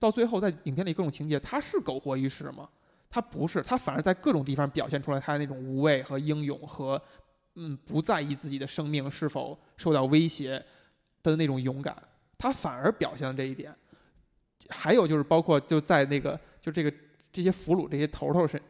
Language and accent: Chinese; China; 那如果说这是我们中国人的表达的话